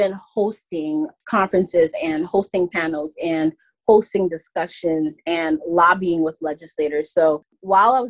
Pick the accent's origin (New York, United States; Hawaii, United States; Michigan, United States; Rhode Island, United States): New York, United States; New York City; I grew up in New York City my entire life.